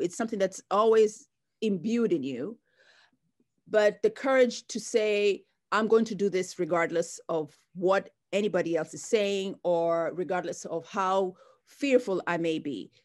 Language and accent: English; Mombasa, Mombasa County, Kenya; moved away as an adult; now in United States; I grew up in Kenya, in the coastal town of Mombasa